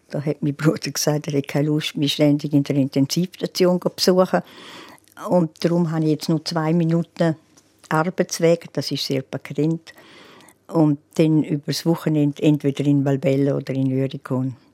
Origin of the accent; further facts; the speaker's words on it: Graubünden, Switzerland; Ja gut, ich fühle mich als Bündnerin und die Giacomettis sind ja auch Bündner.